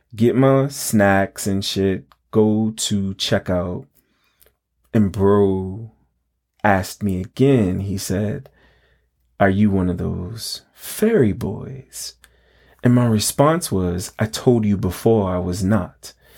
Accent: New York City, New York, United States; I grew up in the High Bridge neighborhood of the Bronx, around West one sixty-sixth and Ogden

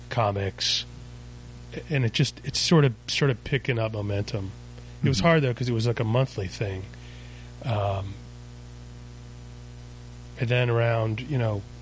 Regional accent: Virginia Beach, Virginia, United States; moved away as an adult; I grew up in Virginia Beach.

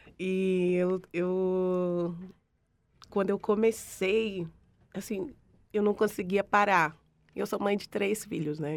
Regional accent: Northeast Region, Brazil; moved away; por ser nordestina e ter um orgulho imenso do meu Nordeste

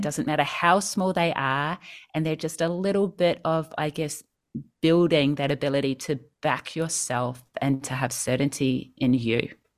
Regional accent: New Zealand; moved away as an adult; now in Sydney, Australia; I grew up in New Zealand. I moved to Sydney when I was twenty-one

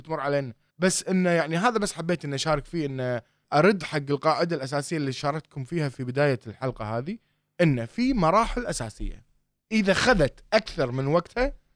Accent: Kuwait; احنا هنا عندنا بالكويت

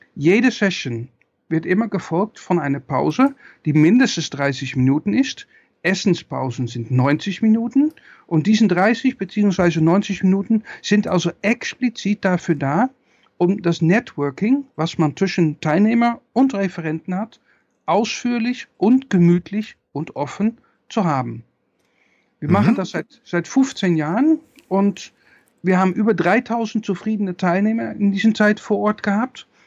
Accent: Netherlands; ich bin Niederländer

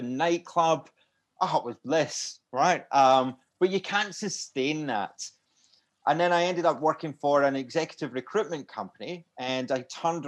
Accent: Glasgow, Scotland, United Kingdom; also born or lived in Aberdeen; I grew up in Glasgow in Scotland.

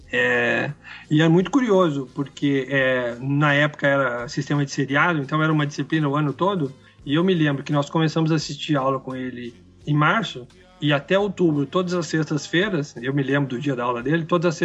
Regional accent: Brazil; Até porque somos brasileiros e jamais poderíamos ter essa experiência, né?

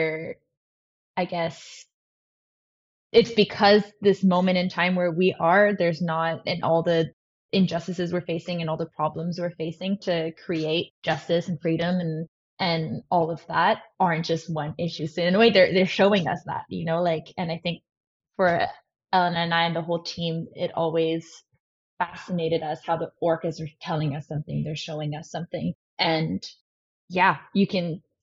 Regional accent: Paris, Île-de-France, France; now in Vancouver Island, Canada; I grew up in France, in Paris, which not a lot of people know, which is funny because now I'm on Vancouver Island

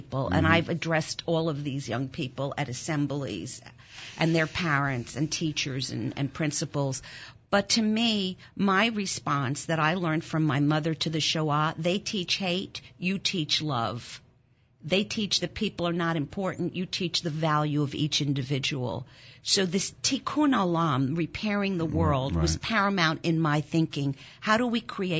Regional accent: Germany; first language German; English is a second language; now in Philadelphia, United States; German was my first language. I was born in Germany after the war.

